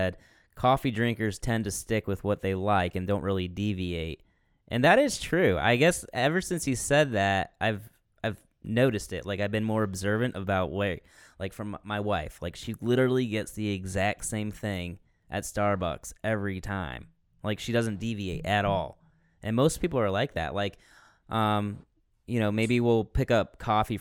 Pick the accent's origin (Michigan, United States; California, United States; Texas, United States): Michigan, United States; West; We're from West Michigan, or Michigan in general